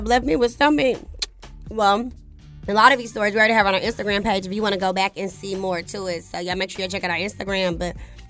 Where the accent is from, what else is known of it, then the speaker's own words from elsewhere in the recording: Dallas, Texas, United States; I'm from Dallas, Texas.